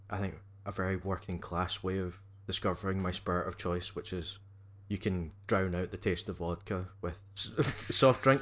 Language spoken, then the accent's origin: English; Scotland, United Kingdom; you know, again being Scottish, you spell whiskey without an e.